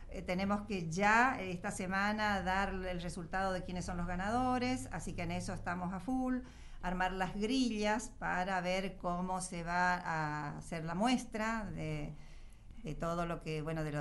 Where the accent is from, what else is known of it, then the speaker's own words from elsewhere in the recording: Mendoza, Argentina; Yo soy mendocina, mi hermana nació en San Luis, mi hermano nació en Córdoba y la última en Corrientes.